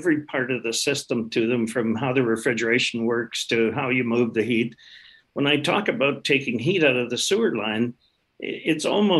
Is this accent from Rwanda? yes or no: no; Canada; We're proudly Canadian